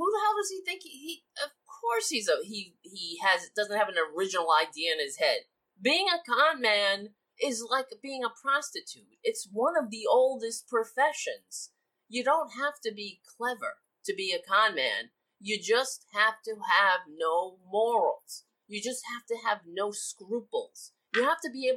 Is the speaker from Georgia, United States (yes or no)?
no; New York City, New York, United States; I grew up on Staten Island, so it's the only Republican borough in New York